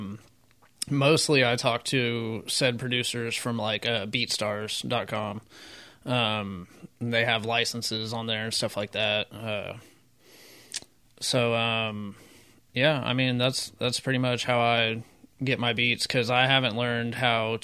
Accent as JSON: {"language": "English", "town": "Midwest City", "region": "Oklahoma", "country": "United States", "tie": "born or raised there", "said": "I was born in Midwest City, Oklahoma"}